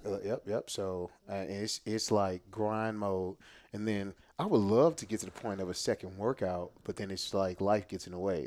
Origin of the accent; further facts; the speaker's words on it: Jennings, Missouri, United States; I'm born and raised in Jennings, uh, J-Town for life